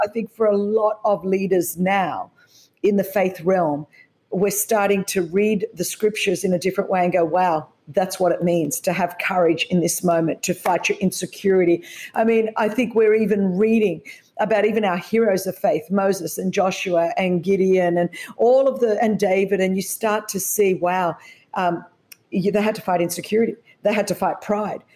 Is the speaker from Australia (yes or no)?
yes; Australia; born or raised there